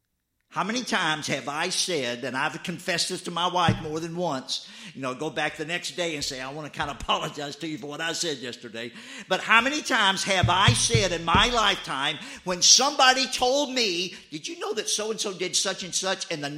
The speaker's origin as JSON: {"language": "English", "region": "the South", "country": "United States", "tie": "born or raised there", "said": "I mean, I grew up in the South. My mother, she didn't make sweet tea."}